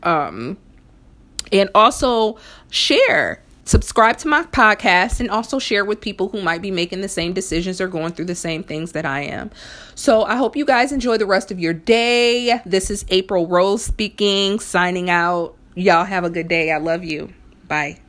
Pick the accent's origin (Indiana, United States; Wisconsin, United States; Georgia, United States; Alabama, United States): Indiana, United States; Fort Wayne; when I was younger in, in, in Fort Wayne, Indiana, where I'm originally from